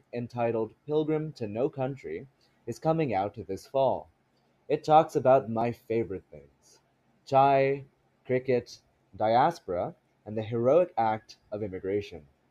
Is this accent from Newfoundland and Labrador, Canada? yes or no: no; Calgary, Alberta, Canada; moved away as an adult; also born or lived in Delhi, India; now in Ottawa, Canada; I was born in Delhi, India, and grew up in Calgary, Alberta. I moved to Ottawa one year ago as a law student.